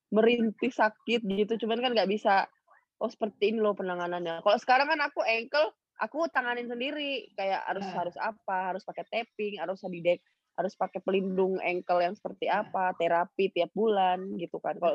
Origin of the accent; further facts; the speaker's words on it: Batam, Riau Islands, Indonesia; waktu aku ikut uh, daerah daerahku Batam dulu kan aku ikut Kepri toh